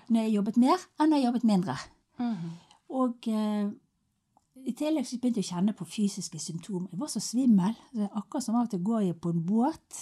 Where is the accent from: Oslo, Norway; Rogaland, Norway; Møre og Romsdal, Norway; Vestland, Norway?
Vestland, Norway; Finse; now in Bergen, Norway; Jeg kom jo fra Finse opprinnelig, da. Og der oppe på på fjellet, der var jo livet enkelt